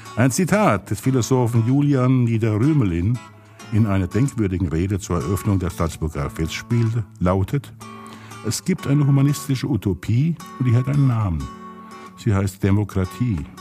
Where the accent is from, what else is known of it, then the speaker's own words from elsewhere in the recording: Pirmasens, Rhineland-Palatinate, Germany; ich komme ja aus Pirmasens und haben alle Leute große Nasen.